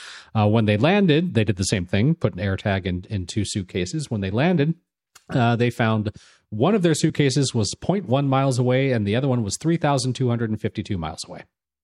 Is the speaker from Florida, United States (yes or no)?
no; Los Angeles, California, United States; But he was definitely the sound of my childhood growing up in Los Angeles, in the Los Angeles area